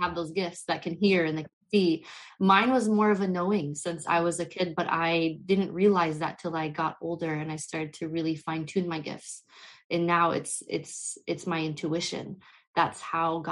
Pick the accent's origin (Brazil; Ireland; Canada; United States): United States; I was born and raised in the US. I come from a Middle Eastern background and culture